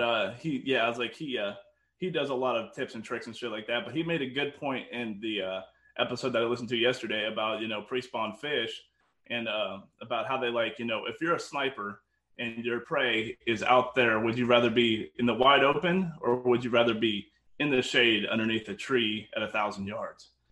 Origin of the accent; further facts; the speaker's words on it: Kansas, United States; I'm from Kansas